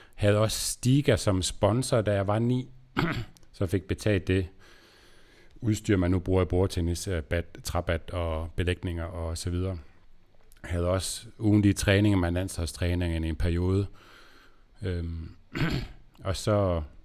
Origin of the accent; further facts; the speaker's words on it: Aarhus, Central Denmark Region, Denmark; also born or lived in Aalborg; jeg kommer fra Aarhus og har boet der, boet her, jeg er i Aarhus nu, og boet her hele mit liv, øh, undtaget lige syv år i Aalborg